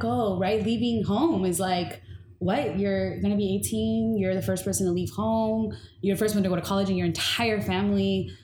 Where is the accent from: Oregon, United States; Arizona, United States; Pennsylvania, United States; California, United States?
California, United States; Inglewood; also born or lived in Bay Area, California; Growing up in Inglewood, I was a token